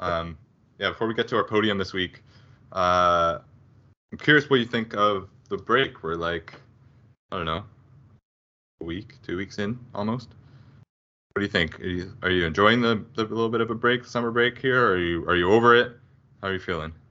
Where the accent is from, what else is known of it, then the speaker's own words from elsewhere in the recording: Canada; close to home as a Canadian